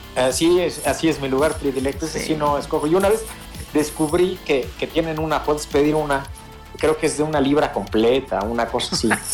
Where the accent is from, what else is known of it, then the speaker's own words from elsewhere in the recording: Puebla, Mexico; now in Mexico City, Mexico; yo soy de Puebla